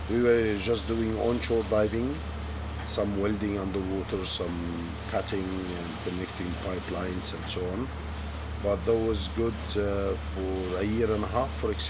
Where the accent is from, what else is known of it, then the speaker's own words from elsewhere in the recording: Alexandria, Alexandria Governorate, Egypt; English is a second language; now in Red Sea, Egypt; I'm originally from Alexandria. I'm native Egyptian, originally from Alexandria. I moved to the Red Sea in 1998.